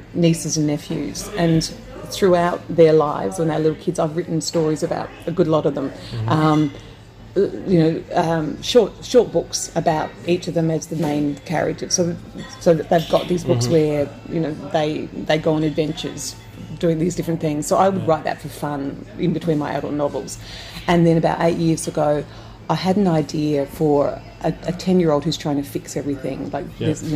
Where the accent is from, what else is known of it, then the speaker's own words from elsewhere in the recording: South Australia, Australia; I grew up in South Australia